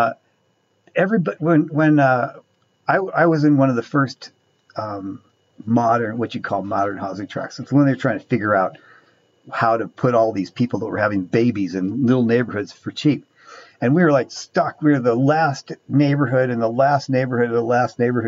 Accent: Orange County, California, United States; So I grew up in Orange County

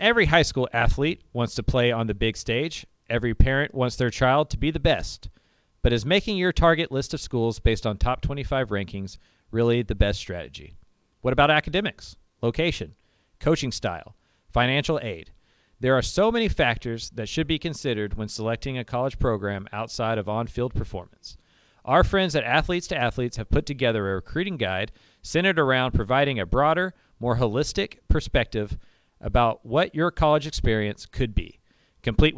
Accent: Houston, Texas, United States; I grew up in Houston.

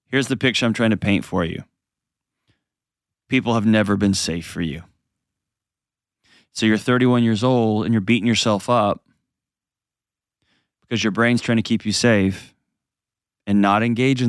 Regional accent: Texas, United States; I grew up in Texas

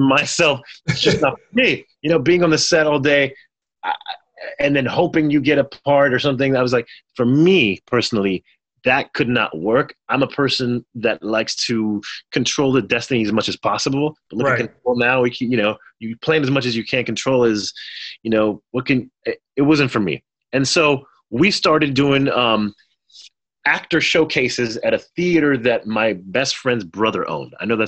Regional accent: Haiti; I'm in the south of France. I'm from Haiti, but I've never been to France before, I don't think at the time.

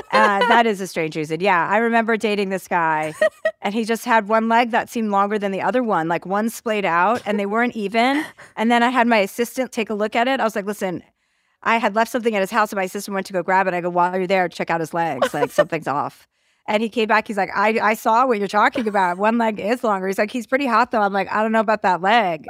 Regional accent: Martha's Vineyard, Massachusetts, United States; I grew up in Martha's Vineyard

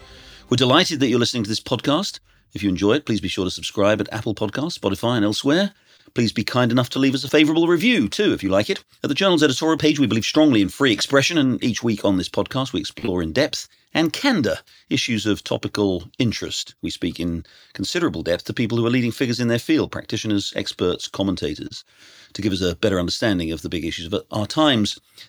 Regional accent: United Kingdom; now in United States; I'm a Brit who now lives in America.

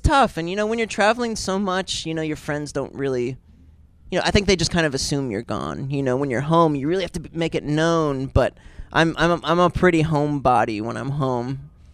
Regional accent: Pennsylvania, United States; I grew up in Pennsylvania, but like you know, just an hour or so west of Cleveland.

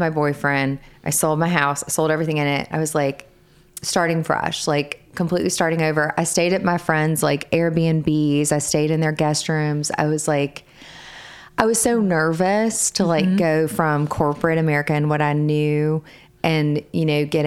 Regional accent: Arkansas, United States; moved away as an adult; also born or lived in Mississippi; now in Charleston, United States; Originally, I am from Arkansas. So that is where all of my family is.

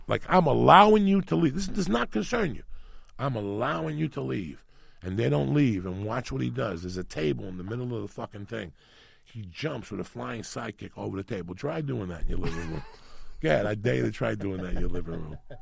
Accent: New York City, New York, United States; born or raised there; first language Spanish; English is a second language; moved away as an adult; also born or lived in Cuba

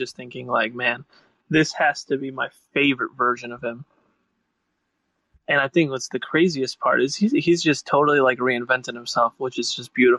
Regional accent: Chicago, Illinois, United States; I'm from Chicago

